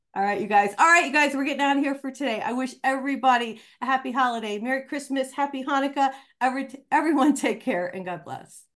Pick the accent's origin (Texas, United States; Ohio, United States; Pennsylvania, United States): Ohio, United States; now in Albuquerque, United States; growing up on a farm in Ohio